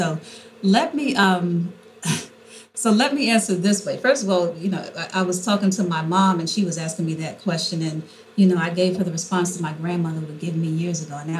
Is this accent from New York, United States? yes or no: yes; New York City, New York, United States; when I was a little girl growing up in Harlem